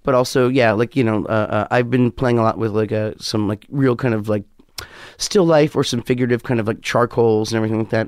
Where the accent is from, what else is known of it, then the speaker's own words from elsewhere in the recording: New York, United States; also born or lived in West Hollywood; I'm a New Yorker through and through